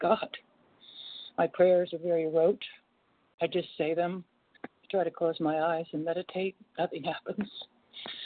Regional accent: Portland, United States; also born or lived in State of Washington; now in North Carolina, United States; I was born in Portland and I now live in North Carolina

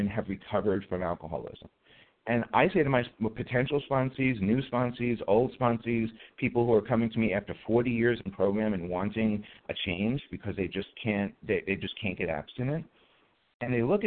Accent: New York City, New York, United States; I was a non-religious, fat, white, and Jewish kid growing up in the Bronx Projects

